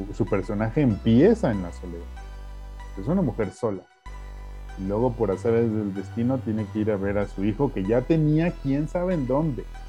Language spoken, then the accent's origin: Spanish; Mexico; como mexicanos